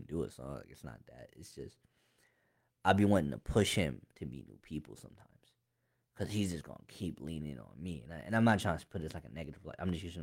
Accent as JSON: {"language": "English", "town": "Harrisburg", "region": "Pennsylvania", "country": "United States", "tie": "born or raised there", "said": "I'm from Harrisburg. I ain't from nowhere else. I've never been nowhere else. Like, I'm born and raised Harrisburg."}